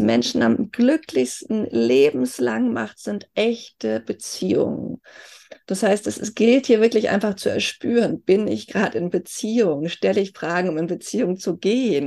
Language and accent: German; Germany; Wenn mich jemand fragt, wo kommst du her, sage ich, Deutsche